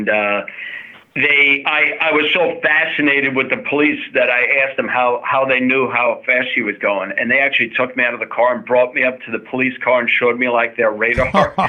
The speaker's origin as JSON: {"language": "English", "town": "Commack", "region": "New York", "country": "United States", "tie": "born or raised there", "also_born_or_lived": "Syracuse / East Brunswick", "said": "Yeah, so I was born in Commack, right here in Suffolk County. And before I was even a year old, my family moved to Syracuse for 5 years, upstate New York, and then to East Brunswick, New Jersey for another 5 years. And then we resettled back in Commack."}